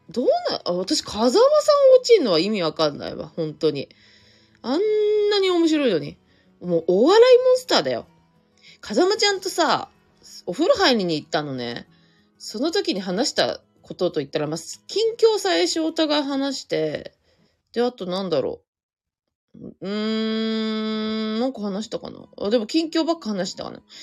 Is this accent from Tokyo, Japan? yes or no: yes; Inagi, Tokyo, Japan; 稲城では初の営業。あ、営業、いや、初ってわけではないけど、地元では完全に初ですね